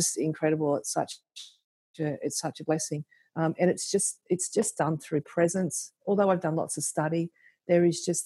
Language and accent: English; Central Coast, New South Wales, Australia; now in Cootamundra, Australia; I was from the Central Coast originally